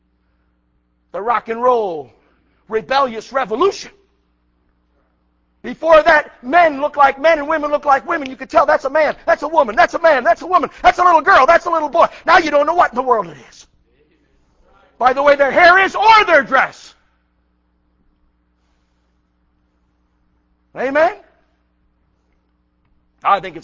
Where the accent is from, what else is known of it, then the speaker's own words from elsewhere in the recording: Buffalo, New York, United States; moved away as an adult; also born or lived in South Carolina; I came from New York. Buffalo, New York